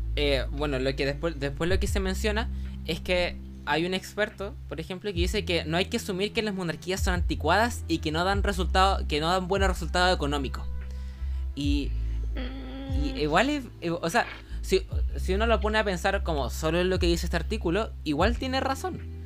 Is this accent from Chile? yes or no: yes; Chile; nosotros igual nos parece como medianamente extraño que, que otros países tengan monarquías porque eh, por la tradición histórica de Chile.